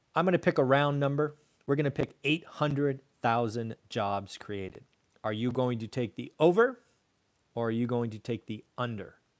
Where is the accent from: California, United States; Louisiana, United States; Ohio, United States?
California, United States; my home state of California